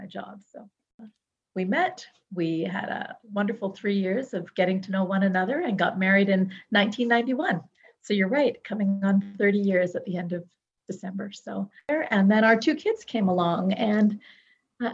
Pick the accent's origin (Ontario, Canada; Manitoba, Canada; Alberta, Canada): Ontario, Canada; Toronto; I was born and raised in Toronto.